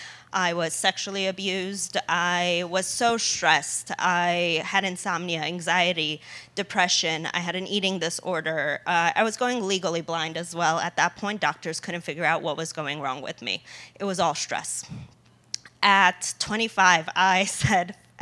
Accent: United States; also born or lived in Poland; I was born in Poland. I came to America when I was 3 years old.

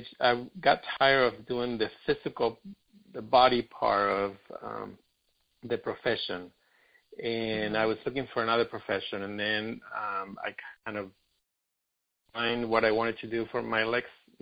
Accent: Argentina; now in Los Angeles, United States; I'm in Brazil, but I live in L.A. I'm from Argentina originally

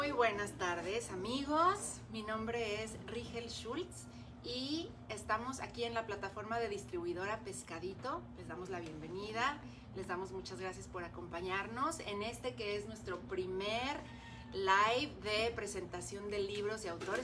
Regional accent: Mexico; como cultura mexicana

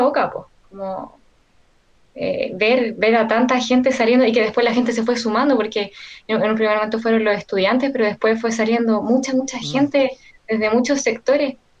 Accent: Maipú, Santiago Metropolitan Region, Chile; yo soy de Maipú

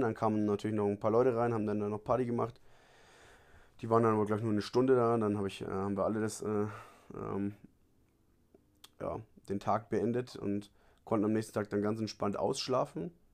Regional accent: Bavaria, Germany; moved away as an adult; now in Cartago, Costa Rica; ich komme aus Bayern

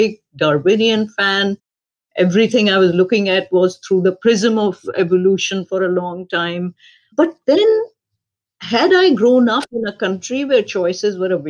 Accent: Pakistan; moved away; I was born and raised in Pakistan

